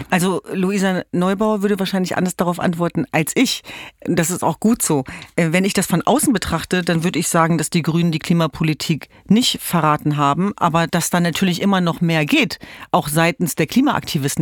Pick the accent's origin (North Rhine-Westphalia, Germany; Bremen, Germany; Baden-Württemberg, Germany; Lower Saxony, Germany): Lower Saxony, Germany; Hanover; moved away; Ich komme ja ursprünglich aus Hannover